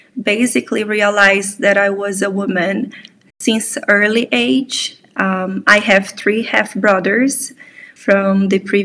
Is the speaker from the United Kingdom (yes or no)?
no; Brazil; moved away as an adult; now in Poland; I'm from Brazil, but I actually live in Poland for the past 4 years and a half